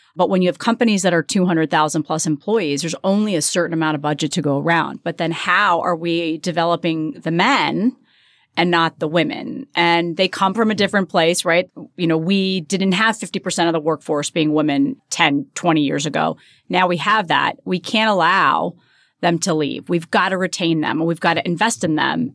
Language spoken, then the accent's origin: English; New Jersey, United States; grew up in New Jersey. I'm very s, very proud New Jersey girl